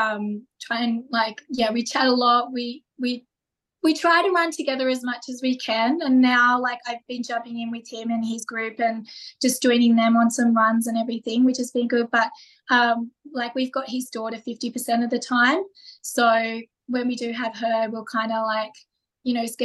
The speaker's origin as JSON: {"language": "English", "town": "Forster", "region": "New South Wales", "country": "Australia", "tie": "born or raised there", "moved": "yes", "lives_now": "Gold Coast, Australia", "said": "I grew up in Foster down in New South Wales."}